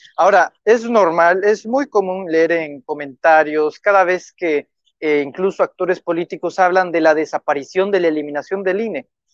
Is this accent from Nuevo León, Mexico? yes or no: no; Tabasco, Mexico; yo soy de Tabasco